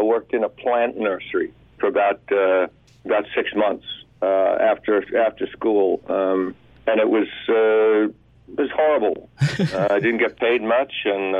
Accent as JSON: {"language": "English", "country": "Australia", "tie": "born or raised there", "said": "My dad was in the Australian Army, so we moved around every couple of years, which was a real drag, but it got me into a love of traveling."}